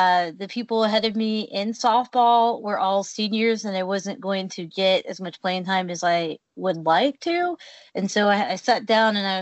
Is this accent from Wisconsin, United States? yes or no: no; Salem, Oregon, United States; I grew up in Salem, Oregon, which is about an hour south of Portland